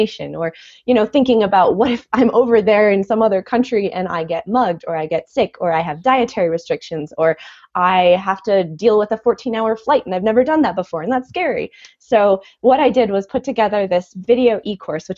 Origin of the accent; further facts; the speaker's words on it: Milwaukee, Wisconsin, United States; moved away as an adult; also born or lived in Germany; now in Boulder, United States; I'm from Milwaukee originally, so Wisconsin, born and bred, and now I live in Colorado